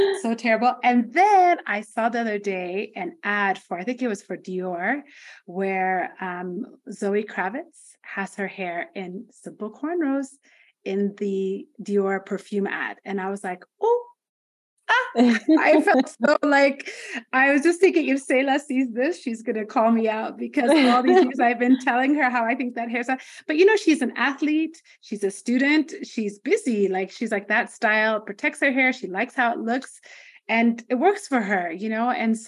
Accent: Nairobi, Kenya; also born or lived in Ethiopia; I'm from Nairobi.

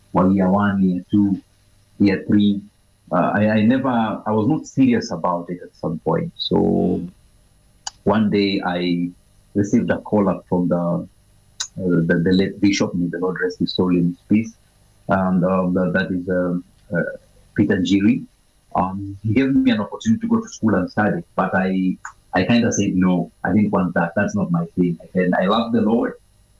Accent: Nairobi, Kenya; Growing up, I was brought up in the Eastlands, part of Nairobi, that is to be precise, Maringo Posta.

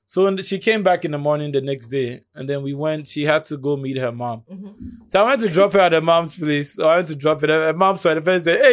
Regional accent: Ghana; I've lived in Ghana my whole life

